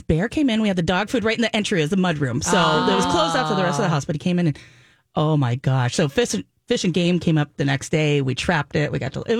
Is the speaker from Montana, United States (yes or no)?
yes; Florence, Montana, United States; also born or lived in Missoula, Montana; when I was a kid growing up in Florence, Montana